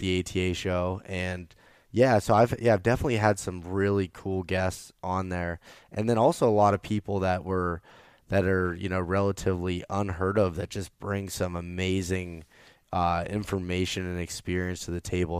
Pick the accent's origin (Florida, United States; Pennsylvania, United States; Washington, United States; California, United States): Pennsylvania, United States; I was from Pennsylvania.